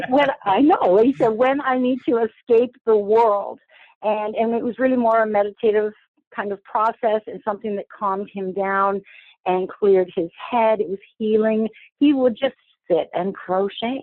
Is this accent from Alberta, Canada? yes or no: no; a small city outside of Toronto, Ontario, Canada; now in Toronto, Canada; I grew up in a small city outside of Toronto. I'm in Toronto right now and I raised my children here.